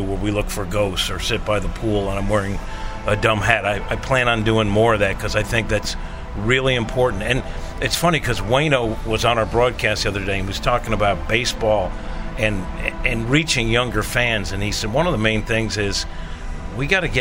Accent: New York, United States; moved away; I know I was born in New York

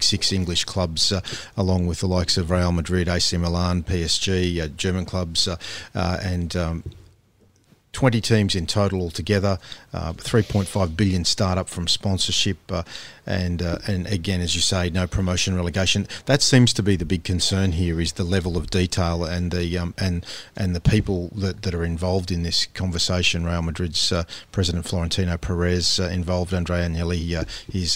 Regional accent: Australia

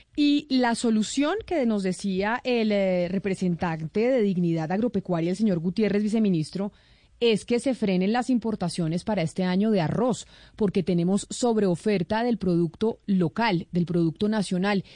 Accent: Colombia; nosotros como colombianos

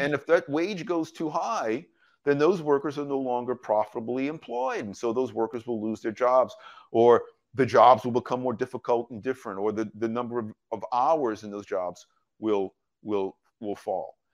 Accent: United States; My first job as an American in the United States, I was seventeen years old

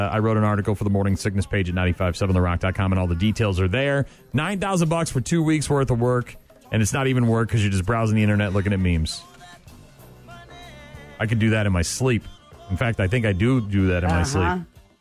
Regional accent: New Hampshire, United States; New Hampshire, my home state

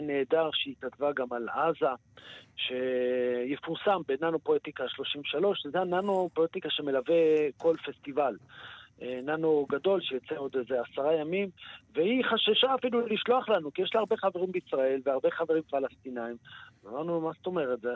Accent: Israel; אנחנו ישראלים

